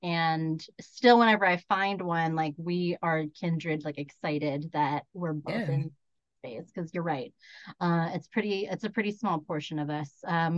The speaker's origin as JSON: {"language": "English", "country": "United States", "said": "And like what's interesting too is like as a Filipino American, I actually don't feel a lot of acceptance into like East Asian spaces."}